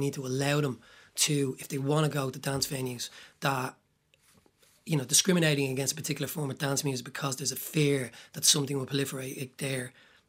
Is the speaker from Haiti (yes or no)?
no; Tallaght, County Dublin, Ireland; also born or lived in Temple Bar, Dublin; I grew up in Talla.